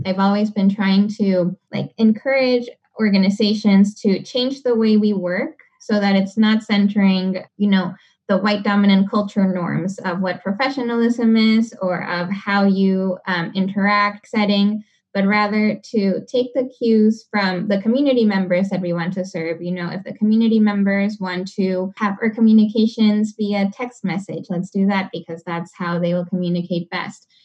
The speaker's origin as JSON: {"language": "English", "town": "Panama City", "region": "Panamá", "country": "Panama", "moved": "yes", "lives_now": "Seattle, United States", "said": "I come from Panama City. Um, it's capital of the country"}